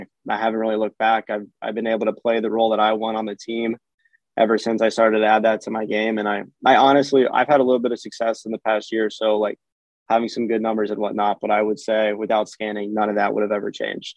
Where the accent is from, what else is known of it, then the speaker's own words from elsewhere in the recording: Florida, United States; growing up in Florida